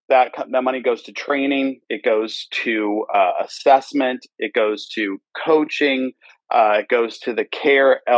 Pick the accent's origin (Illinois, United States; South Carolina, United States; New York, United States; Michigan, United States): Michigan, United States; Detroit; now in Pearland, Texas, United States; I grew up in Detroit, Michigan, Independent Baptist Church